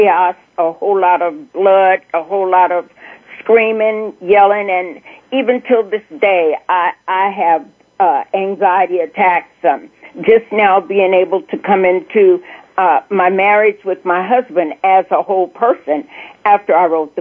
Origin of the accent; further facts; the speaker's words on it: El Dorado, Arkansas, United States; I was born in El Dorado, Arkansas, and I was the oldest at that time of four children